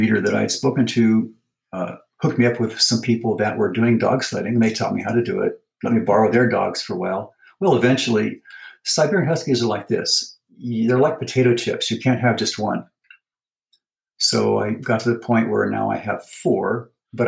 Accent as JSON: {"language": "English", "region": "California", "country": "United States", "tie": "born or raised there", "also_born_or_lived": "Hawaii", "moved": "as an adult", "lives_now": "Utah, United States", "said": "I'm from California originally, and I spent a lot of time at the beach as a kid."}